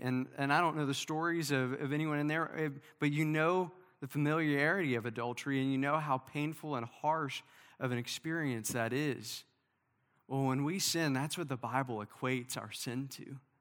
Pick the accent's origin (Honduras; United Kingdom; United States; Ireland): United States; Princeton, Kentucky; my hometown in, in Princeton, Kentucky